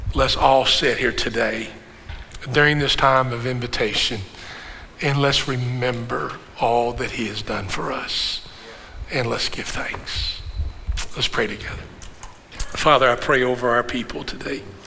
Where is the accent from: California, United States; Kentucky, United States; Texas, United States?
Kentucky, United States; I said, Kentucky